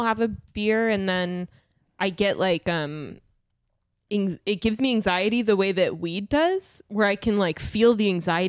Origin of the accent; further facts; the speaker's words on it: Sacramento, California, United States; I'm from Sac.